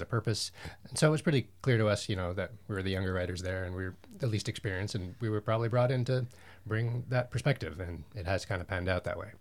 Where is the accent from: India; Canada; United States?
Canada; Ottawa, Ontario; moved away; also born or lived in Montreal / Toronto; I'm Canadian, I'm from Ottawa.